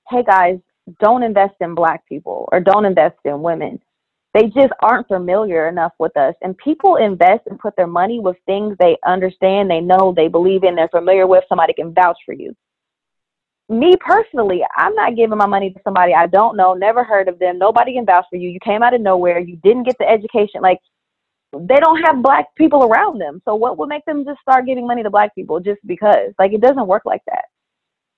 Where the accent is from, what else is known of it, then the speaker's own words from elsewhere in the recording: Columbus, Ohio, United States; I'm born and raised in Columbus, Ohio